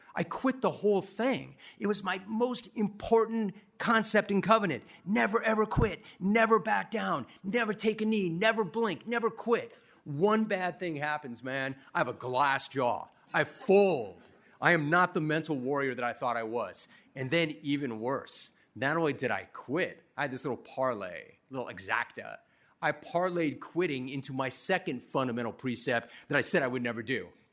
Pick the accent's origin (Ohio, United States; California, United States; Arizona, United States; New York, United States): California, United States; Southern; I was some rando from Southern California